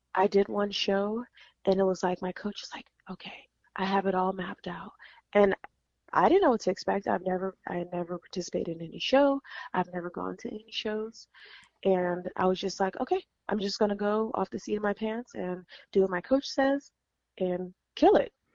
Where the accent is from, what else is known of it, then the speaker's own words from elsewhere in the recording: California, United States; I am from California